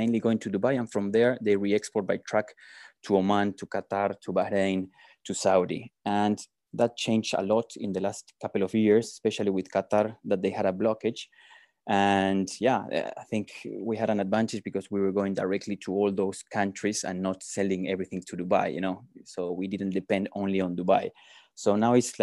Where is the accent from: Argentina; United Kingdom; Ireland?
Argentina; moved away as an adult; now in South Africa; I'm originally from Argentina, but we came here almost 12 years ago.